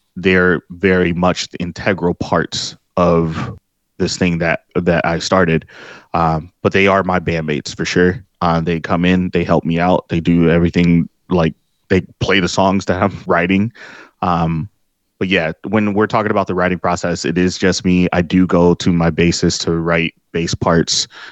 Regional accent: Detroit, Michigan, United States; I drove to my old street where I was born here in Detroit

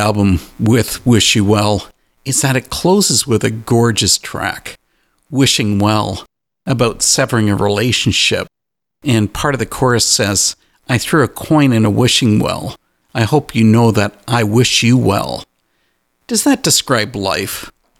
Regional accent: Canada; And being Canadian, I'm going to give the show a Canadian twist

